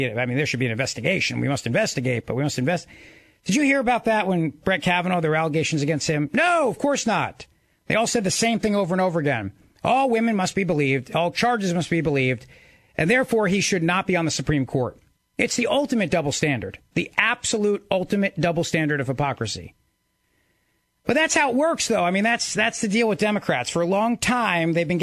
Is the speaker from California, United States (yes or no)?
no; New Jersey, United States; my home state of New Jersey